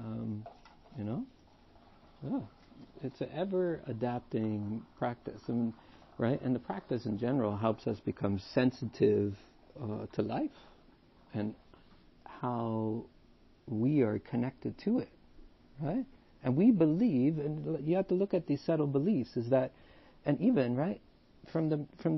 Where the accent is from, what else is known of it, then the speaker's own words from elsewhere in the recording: Canada; now in Vaughan, Canada; So we're Canadian, for all those people listening to the podcast. We're in Canada, Toronto, technically right now in Vaughan